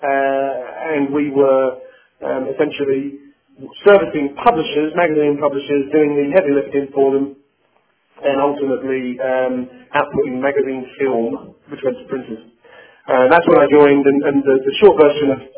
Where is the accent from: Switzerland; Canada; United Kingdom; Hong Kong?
United Kingdom; London; accent: British; moved away as an adult; now in United States; born and bred in England and in London, and I've been in the US now for about a year and a half.